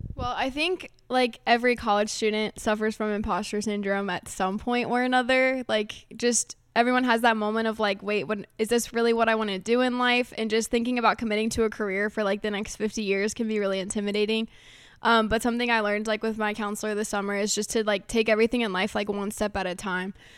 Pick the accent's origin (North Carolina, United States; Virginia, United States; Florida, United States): Virginia, United States; Harrisonburg; we're from Harrisonburg